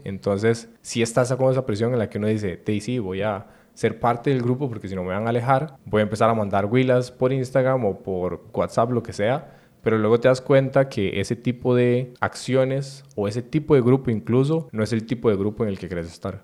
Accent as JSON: {"language": "Spanish", "country": "Costa Rica", "said": "como tico"}